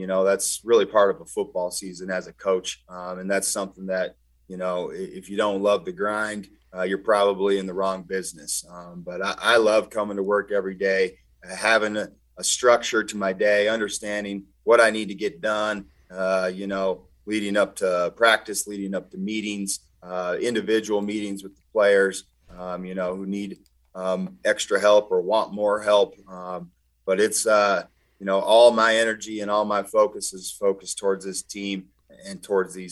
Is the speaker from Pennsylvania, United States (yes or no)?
no; Helena, Montana, United States; I grew up in Helena